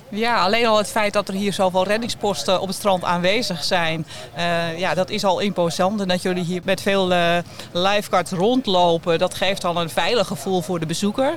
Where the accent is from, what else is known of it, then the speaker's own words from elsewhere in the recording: Amsterdam, North Holland, Netherlands; ik kom uit Amsterdam